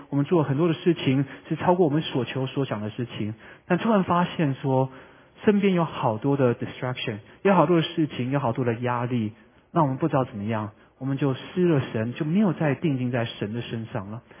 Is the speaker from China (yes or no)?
no; Vancouver, British Columbia, Canada; moved away as an adult; also born or lived in Taiwan; 我是在温哥华长大的， 所以往往会开车回温哥华